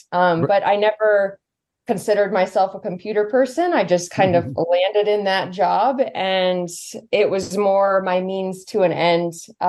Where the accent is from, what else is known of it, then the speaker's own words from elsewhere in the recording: Santa Rosa, California, United States; also born or lived in San Jose, California; now in Lake Tahoe, United States; I'm originally from Northern California, from Santa Rosa, but I've bounced around all over California and lived a couple places outside the U.S. too. And then I always had the goal to end up here in Tahoe